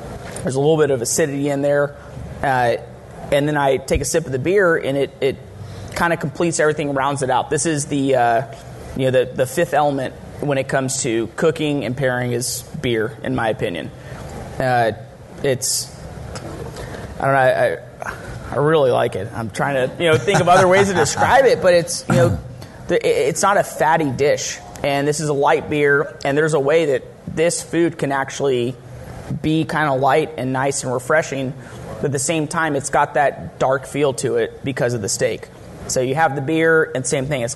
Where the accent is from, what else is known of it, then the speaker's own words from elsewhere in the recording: Texas, United States; I'm from Texas